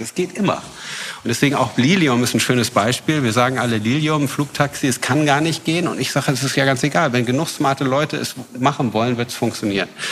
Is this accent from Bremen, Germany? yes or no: no; Braunschweig, Lower Saxony, Germany; moved away as an adult; also born or lived in New York; Nein, ich bin aus Braunschweig. Also auch unser, äh, meine Familie und unser Familienunternehmen ist ein altes Braunschweiger Familie sind wir